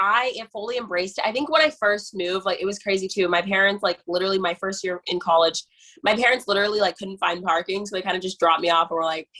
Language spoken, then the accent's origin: English; Johnson City, Tennessee, United States; moved away as an adult; also born or lived in Guinea; now in New York, United States; So yeah, I grew up in Johnson City. It's really small, like one mall, one movie theater, one high school, like that type of town.